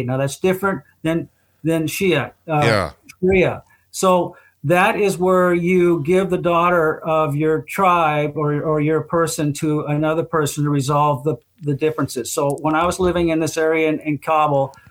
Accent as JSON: {"language": "English", "country": "United States", "said": "me being an American"}